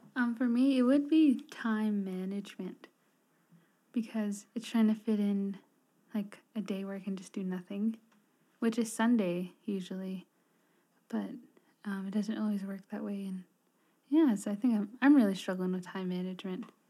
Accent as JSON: {"language": "English", "town": "Red Springs", "region": "New Mexico", "country": "United States", "said": "I'm from Red Springs, New Mexico. If you don't know where that is, it's south of Gallup, New Mexico."}